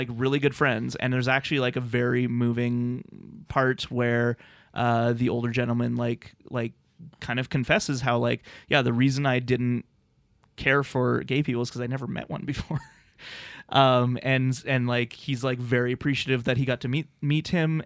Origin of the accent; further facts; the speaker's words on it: Lethbridge, Alberta, Canada; growing up in Lethbridge, Alberta